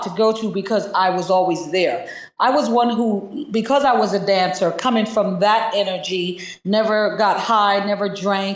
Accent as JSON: {"language": "English", "town": "New York City", "region": "New York", "country": "United States", "said": "I'm from Brooklyn, New York"}